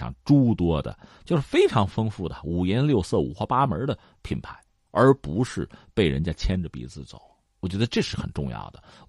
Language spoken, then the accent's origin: Chinese; China; 那就让我们中国人来教他吧